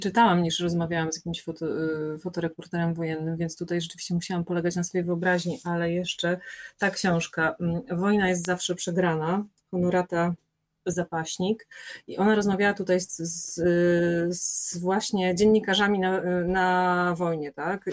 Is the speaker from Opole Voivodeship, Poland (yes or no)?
yes; Moszna, Opole Voivodeship, Poland; now in Warsaw, Poland; Ja się urodziłam w ogóle w Opolu mm, i przez 10 lat mieszkałam w takiej miejscowości Moszna